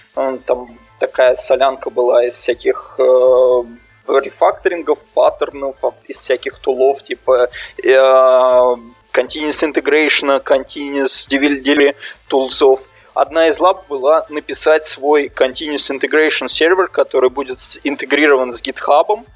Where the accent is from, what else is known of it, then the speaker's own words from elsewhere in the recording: Russia; moved away; я из России